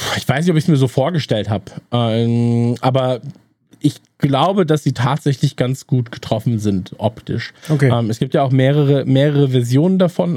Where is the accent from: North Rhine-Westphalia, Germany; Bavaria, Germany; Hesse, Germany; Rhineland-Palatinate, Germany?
North Rhine-Westphalia, Germany; wir kommen ja beide aus Nordrhein-Westfalen